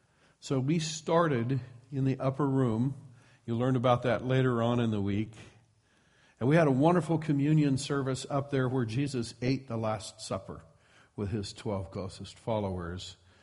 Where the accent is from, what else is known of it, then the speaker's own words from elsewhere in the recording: Midwest, United States; now in Petaluma, United States; I come from the Midwest, and so we have a few farmer expressions.